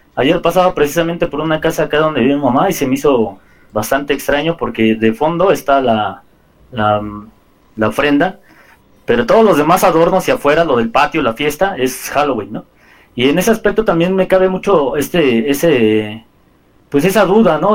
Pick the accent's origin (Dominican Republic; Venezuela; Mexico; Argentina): Mexico; como mexicanos